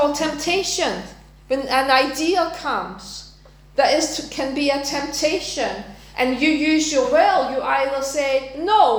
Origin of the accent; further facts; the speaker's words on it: Denmark; now in United Kingdom; go back to my home country and live there for a while